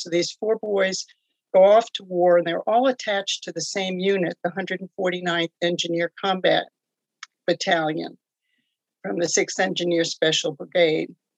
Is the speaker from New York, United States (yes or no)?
yes; New York, United States; moved away as an adult; also born or lived in Connecticut / South Carolina / California / Guam; now in Tennessee, United States; I'm originally from New York.